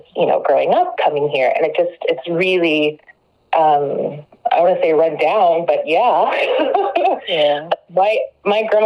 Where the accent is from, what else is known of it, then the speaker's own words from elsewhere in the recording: Dallas, Texas, United States; moved away as an adult; now in Corsicana, United States; I am originally from Dallas. I was born and raised in the Metroplex